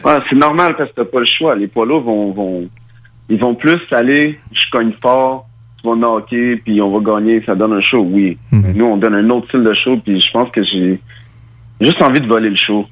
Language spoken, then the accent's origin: French; Quebec, Canada; also born or lived in Mali; je suis né au Mali. Je suis arrivé au Québec à l'âge de 4 ans